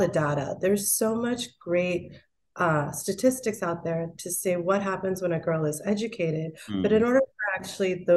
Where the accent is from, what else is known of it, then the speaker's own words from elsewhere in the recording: Pittsburgh, Pennsylvania, United States; also born or lived in India / Michigan, United States; now in New York, United States; I grew up mostly in Pittsburgh and then Michigan.